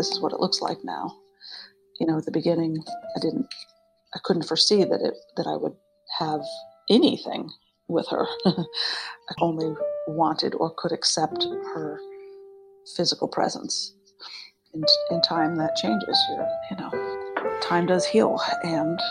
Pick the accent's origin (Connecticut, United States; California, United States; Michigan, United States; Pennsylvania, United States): Connecticut, United States; I'm from Connecticut